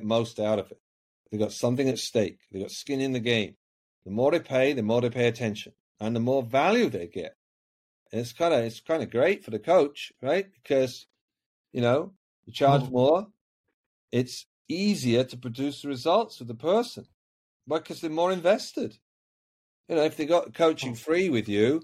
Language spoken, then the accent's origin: English; Yorkshire and the Humber, United Kingdom; I was brought up in Yorkshire, the north of England.